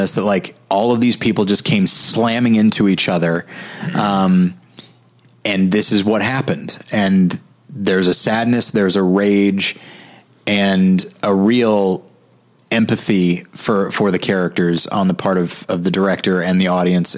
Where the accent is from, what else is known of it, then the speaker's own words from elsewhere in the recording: United States; as an American